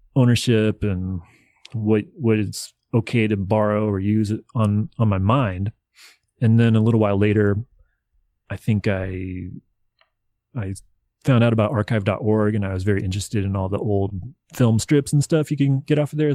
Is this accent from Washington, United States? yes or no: no; Nashville, Tennessee, United States; I grew up in Nashville, Tennessee